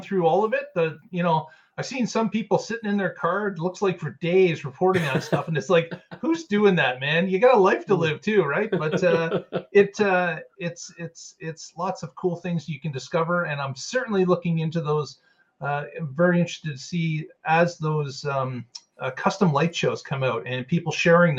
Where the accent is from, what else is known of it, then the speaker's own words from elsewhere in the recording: Canada; being Canadian